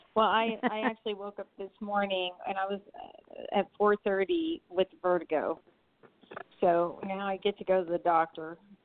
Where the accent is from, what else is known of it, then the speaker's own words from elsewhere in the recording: Tulsa, Oklahoma, United States; I was born in Tulsa.